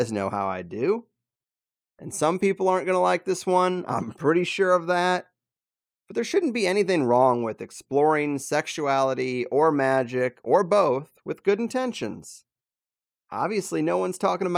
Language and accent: English; Missouri, United States; I grew up in Missouri